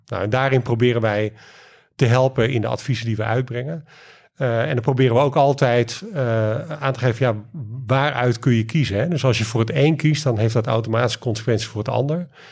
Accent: Leeuwarden, Friesland, Netherlands; moved away; Ik kom uh, van oorsprong uit, eh, uit Leeuwarden

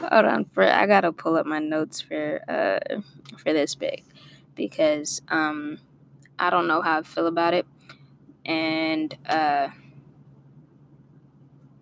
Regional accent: Torrance, California, United States; also born or lived in Inglewood, California; I grew up in Torrance. And I moved to L.A. Inglewood

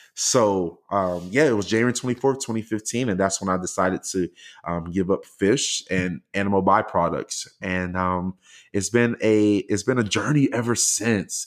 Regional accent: Miami, Florida, United States; now in Houston, United States; I'm originally from the greatest place on earth, the United States of Miami

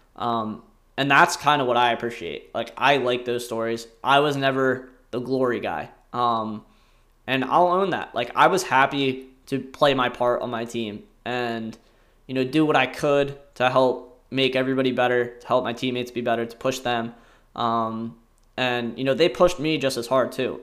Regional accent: Salem County, New Jersey, United States; I grew up in Salem County, New Jersey, uh, which is a very rural, very kinda blue blood county

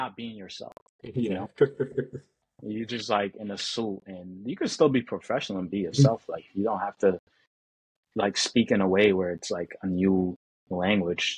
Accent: New York, United States; I'm from New York

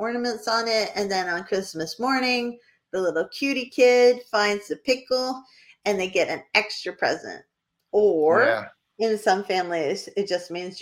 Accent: New Hampshire, United States; I mispronounce everything because I'm from New Hampshire

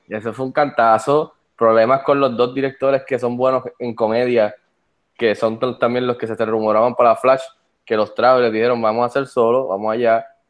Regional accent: Puerto Rico; Soy el segundo puertorriqueño en entrar

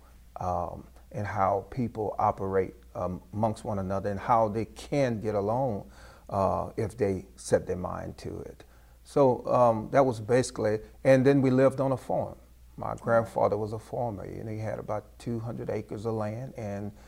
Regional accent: Port Barre, Louisiana, United States; I grew up in Port Barry, Louisiana.

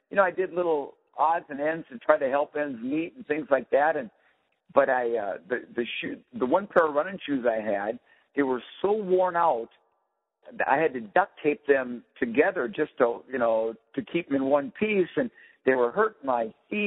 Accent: Minnesota, United States; part of Minnesota I'm from is very flat

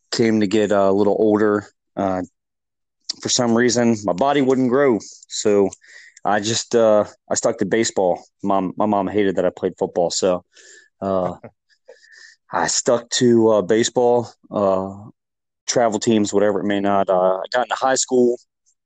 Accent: Westminster, Maryland, United States; I grew up in Westminster, Maryland. I moved up here probably when I was six

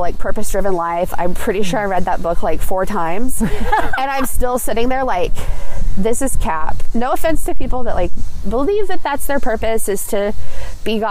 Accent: Carthage, Missouri, United States; I'm from the area. I grew up in Carthage, which is smaller than Joplin

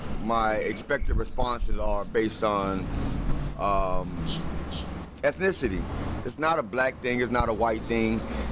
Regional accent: Fort Lauderdale, Florida, United States; I'm a 49-year-old Navy veteran, a native Floridian, born and raised in Fort Lauderdale.

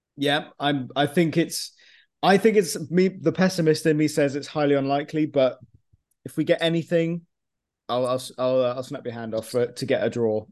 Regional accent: United Kingdom; I'm you know ethnically from Cyprus, but I was born in the UK. I'm I am in, I am British

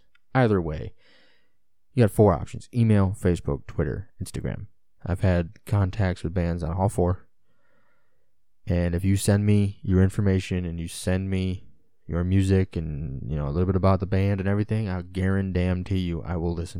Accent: Illinois, United States; just like I'm from Illinois. So I'm an Illinois sports fan, a Chicago sports fan.

